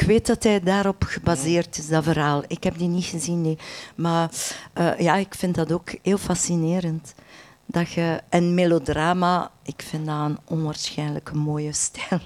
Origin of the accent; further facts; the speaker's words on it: Menen, Flanders, Belgium; Want ik ben van West-Vlaanderen, ik ben geboren aan de Franse grens in Menen.